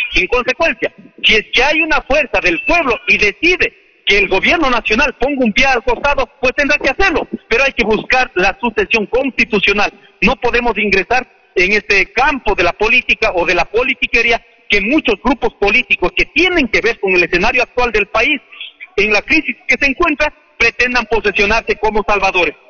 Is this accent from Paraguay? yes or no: no; Ecuador